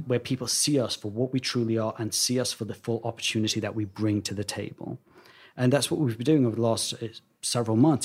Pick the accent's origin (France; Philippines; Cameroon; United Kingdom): United Kingdom; London; now in United States; I was this boy born and raised in Wembley